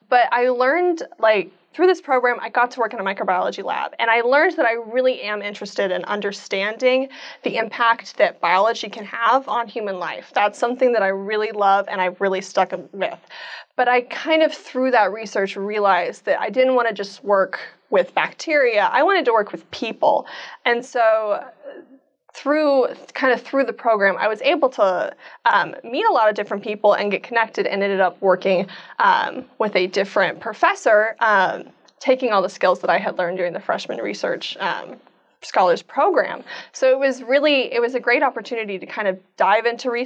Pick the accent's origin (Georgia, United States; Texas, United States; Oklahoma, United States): Oklahoma, United States; Edmond; I am from Edmond, Oklahoma. I went to Edmond, Santa Fe